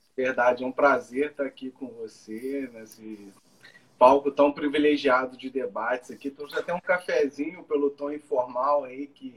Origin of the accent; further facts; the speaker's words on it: Juiz de Fora, Minas Gerais, Brazil; moved away as an adult; now in Rio de Janeiro, Brazil; eu sou de Juiz Fora, né? Sou de Minas Gerais, que é aqui perto aqui do Rio de Janeiro, né? Já, já moro aqui no Rio já tem há tempo, uns 4, 5 anos